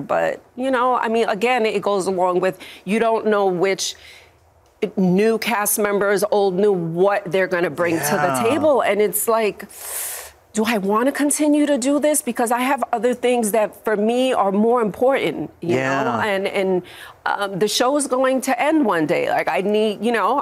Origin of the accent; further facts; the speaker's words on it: New York, United States; moved away; also born or lived in Miami; I grew up in New York